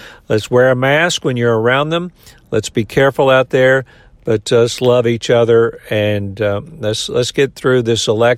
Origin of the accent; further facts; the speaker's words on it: United States; So let's remember we're Americans.